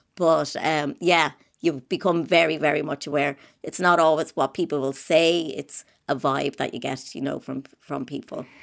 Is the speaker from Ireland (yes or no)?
yes; Dublin, Leinster, Ireland; I spent the first three years in Saint Patrick's on the Navan Road.